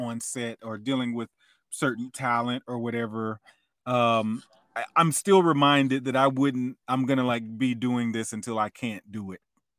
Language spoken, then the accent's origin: English; Alabama, United States; I was a little boy in Alabama